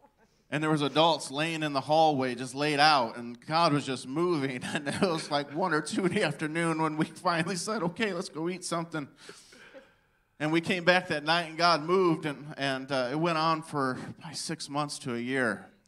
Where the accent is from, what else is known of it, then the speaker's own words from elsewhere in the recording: Rockford, Illinois, United States; I grew up in Illinois, Rockford, Illinois, and I was on the south side of Rockford.